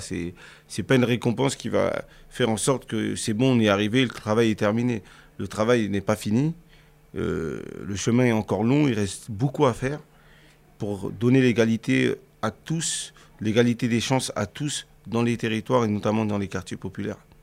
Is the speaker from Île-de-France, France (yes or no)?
yes; Cergy, Île-de-France, France; j'ai grandi euh, déjà à Sergi Pontoise, c'est euh, une ville euh, dans le 95, dans le Val d'Oise, en région parisienne